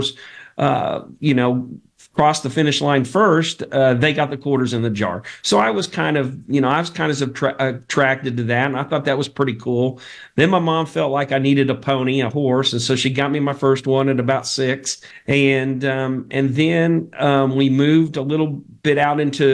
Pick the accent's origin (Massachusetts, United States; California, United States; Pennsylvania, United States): California, United States; growing up in California, my mom was a horse lover